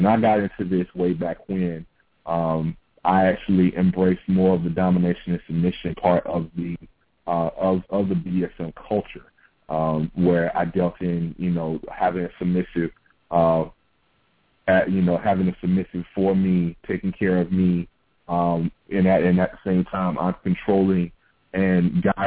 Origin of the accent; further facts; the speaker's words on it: the South, United States; growing up in the South